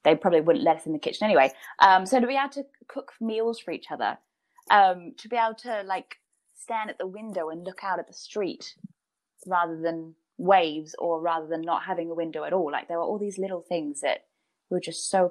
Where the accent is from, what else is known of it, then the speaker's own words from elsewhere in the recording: Brisbane, Queensland, Australia; now in United Kingdom; I've got a lot of friends back in Brisbane